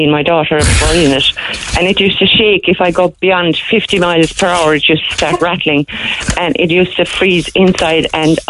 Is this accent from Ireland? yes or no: yes; North Kerry, Munster, Ireland; now in Youghal, Ireland; I'm in North Kerry, a little village called Brusta. That's where I'm from originally.